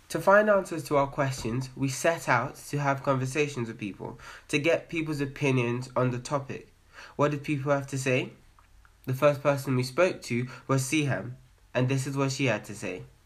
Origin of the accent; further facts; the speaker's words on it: Nigeria; as a Nigerian